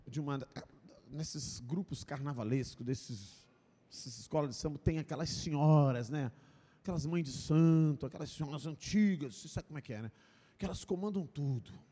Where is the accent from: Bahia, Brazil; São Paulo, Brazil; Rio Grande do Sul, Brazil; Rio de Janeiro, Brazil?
Rio de Janeiro, Brazil; moved away as an adult; now in Barra de São Francisco, Brazil; Eu vim do Rio de Janeiro, estou só há cinco anos aqui